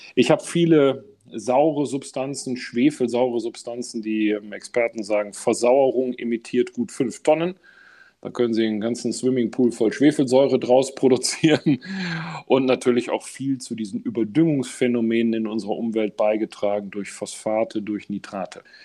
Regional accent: Essen, North Rhine-Westphalia, Germany; ich bin ähm, tatsächlich groß geworden, unmittelbar neben einem Eingang zu einer großen Zeche im Essener Norden

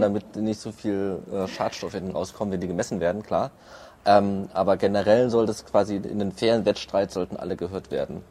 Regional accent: Erfurt, Thuringia, Germany; moved away as an adult; now in Berlin, Germany; ursprünglich komme ich aus Erfurt

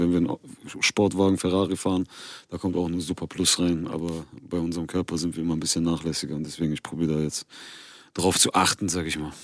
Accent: Germany; ich bin hier geboren und aufgewachsen. Ich fühle mich durch und durch äh, wie ein Deutscher

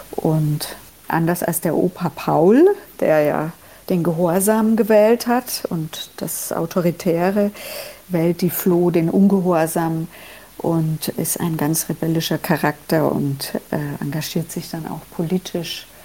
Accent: Germany; Meine einfache Antwort war immer, na, ich bin ja Deutsche

